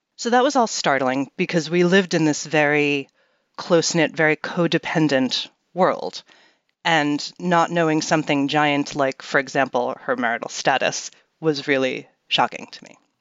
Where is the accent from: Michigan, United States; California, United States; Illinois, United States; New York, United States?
New York, United States; New York City; I grew up in Manhattan in New York City